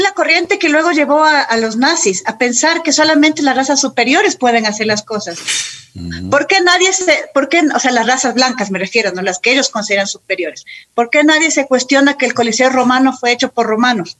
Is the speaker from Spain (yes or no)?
no; Quito, Pichincha, Ecuador; soy quiteña, mis papás, mis papás también.